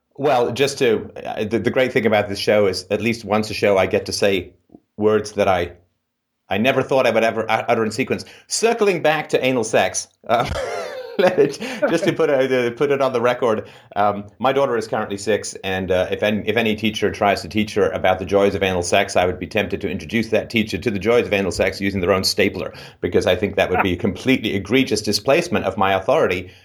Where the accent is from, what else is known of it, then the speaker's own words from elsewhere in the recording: England, United Kingdom; moved away; growing up in England